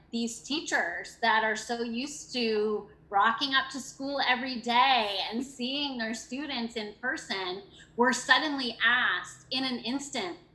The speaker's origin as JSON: {"language": "English", "country": "Canada", "moved": "yes", "lives_now": "United States", "said": "I came from Canada oh. in 1999 and taught with the program and I had three different experiences here in North Carolina with the program."}